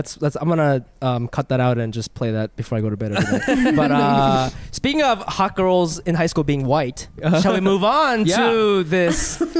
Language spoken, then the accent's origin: English; Ohio, United States; I grew up in Ohio